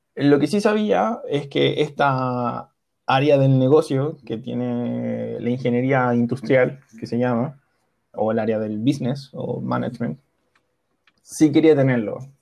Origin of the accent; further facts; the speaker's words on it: Chile; also born or lived in Milan, Italy; yo soy chileno, estudié mi universidad en Chile